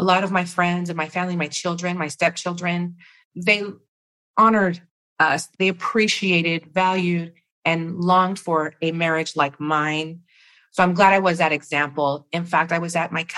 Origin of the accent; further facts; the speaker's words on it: Rosemead, California, United States; I grew up in Rosemead. I'm living in Rosemead